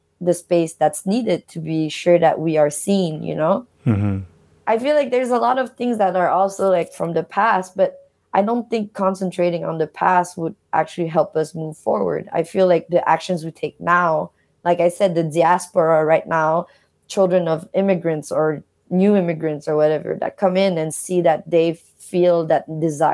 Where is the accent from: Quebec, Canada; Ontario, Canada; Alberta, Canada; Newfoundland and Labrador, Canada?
Quebec, Canada; Montreal; they met in Canada, and I was born in Montreal